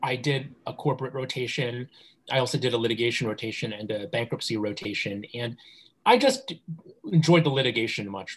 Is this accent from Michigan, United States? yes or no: no; New Jersey, United States; also born or lived in New York; I was born in New York and grew up in the suburbs in New Jersey.